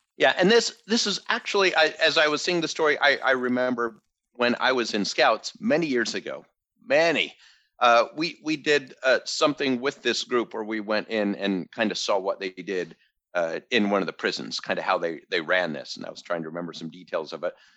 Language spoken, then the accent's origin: English; United States; I'm American